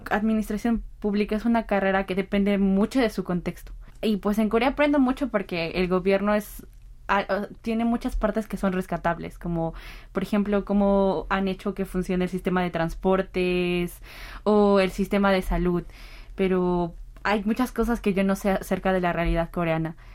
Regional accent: Peru; moved away as an adult; now in South Korea; soy de Perú. Tengo 22 años

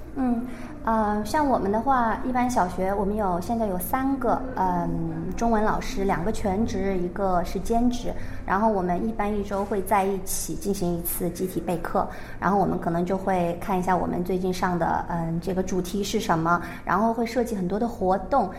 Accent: China; moved away as an adult; also born or lived in Shanghai; now in Seoul, South Korea; 我长大，在中国传统教育下

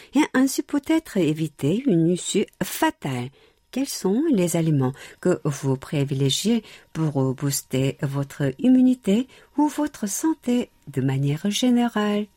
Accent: South Korea; chez nous en Corée

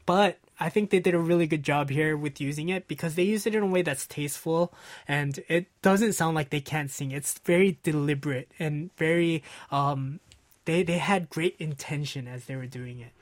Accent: Los Angeles, California, United States; L A, which is my hometown

